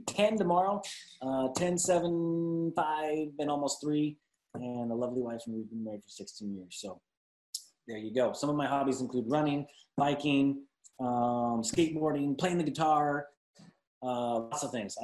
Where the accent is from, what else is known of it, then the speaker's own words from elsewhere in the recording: Glendale, California, United States; also born or lived in Salt Lake City, Utah; now in Dallas-Fort Worth, United States; I'm from Glendale, California originally